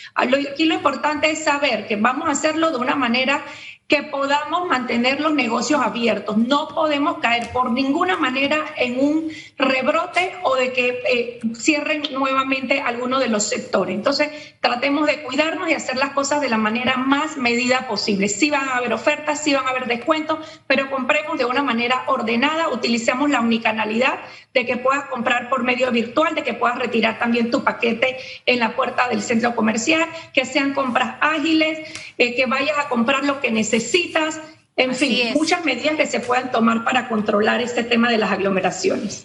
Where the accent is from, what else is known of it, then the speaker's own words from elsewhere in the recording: Panama; todos jugamos como panameños